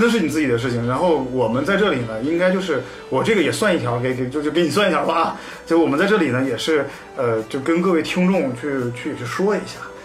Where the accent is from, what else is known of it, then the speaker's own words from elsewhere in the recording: Northeast China, China; 我家乡是东北